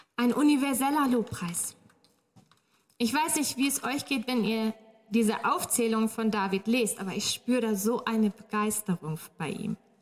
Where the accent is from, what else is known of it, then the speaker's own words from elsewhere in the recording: Northern Germany, Germany; moved away; ich komme aus Norddeutschland